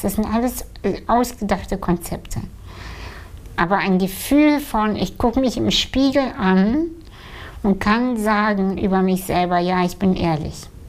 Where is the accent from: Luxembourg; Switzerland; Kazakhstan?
Kazakhstan; moved away; als Kind, ja, ich bin in einem Dorf aufgewachsen in Kasachstan